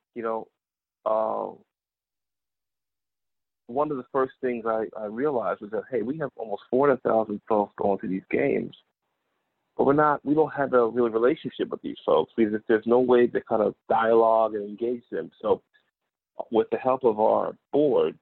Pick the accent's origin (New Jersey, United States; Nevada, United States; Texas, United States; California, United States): New Jersey, United States; Newark; I'm originally from New Jersey, born and raised, born in Newark, New Jersey.